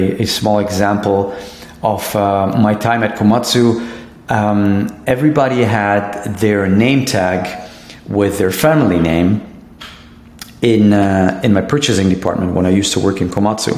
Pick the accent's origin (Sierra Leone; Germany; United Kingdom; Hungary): Germany; moved away as an adult; also born or lived in Japan; I come from Germany